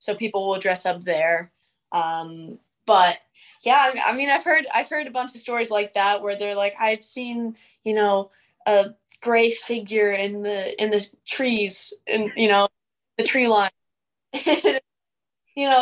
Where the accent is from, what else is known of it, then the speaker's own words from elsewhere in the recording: Gettysburg, Pennsylvania, United States; I've always gone to school in Gettysburg and like the Gettysburg area school district